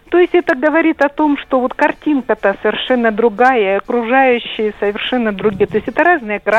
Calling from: Rostov-on-Don, Rostov Oblast, Russia; Э, я звоню из Ростова.

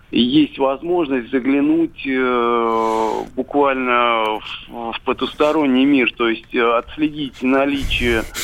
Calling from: Moscow, Russia; я из Москвы.

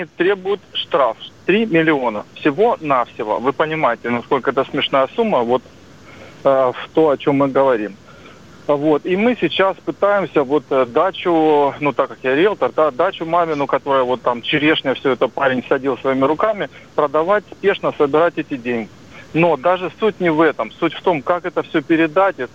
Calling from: Rostov-on-Don, Rostov Oblast, Russia; я из Ростова-на-Дону, риэлтор.

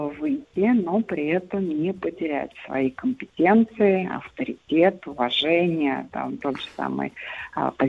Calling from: Voronezh, Voronezh Oblast, Russia; Я звоню из

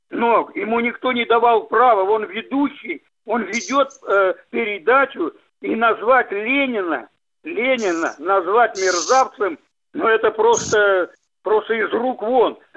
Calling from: Yekaterinburg, Sverdlovsk Oblast, Russia; Я, я быстро, 21 апреля на, я говорю из Екатеринбурга, на, по вашей станции на, по теме ОТР.

